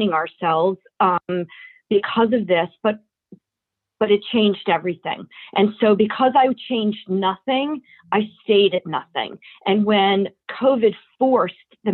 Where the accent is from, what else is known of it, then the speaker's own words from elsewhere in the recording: Baltimore, Maryland, United States; also born or lived in New York; I am a Baltimore girl. I am born and bred in Baltimore, went to Friends School